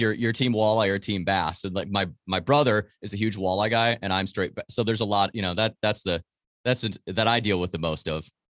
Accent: Wisconsin, United States; family always had property in Marinette County, which is the far northern, like, northeastern part of the state

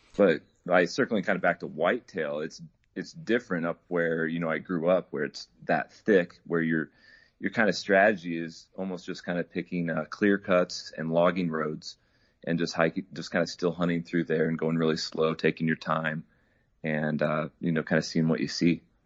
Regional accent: Idaho, United States; I was born and raised up here in Idaho, and currently living in Twin Falls.

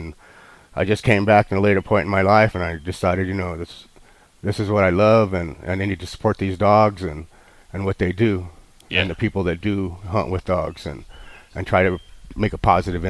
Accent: Oklahoma, United States; also born or lived in Texas; I grew up in Oklahoma. I was born in Texas, and we had a ranch in Oklahoma and some property in Texas.

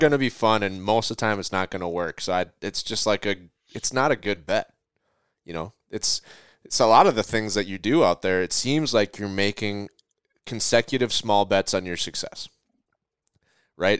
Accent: Minnesota, United States; my hometown of, of, or home state of Minnesota

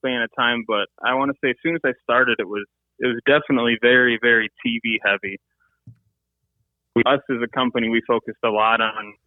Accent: Michigan, United States; went to school in Michigan, grew up in Michigan, and kind of been here my whole life. So Michigan is my home state.

